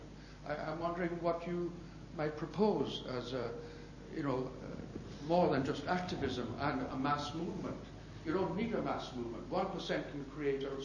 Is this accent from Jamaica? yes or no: yes; Jamaica; I'm from Jamaica. White Jamaican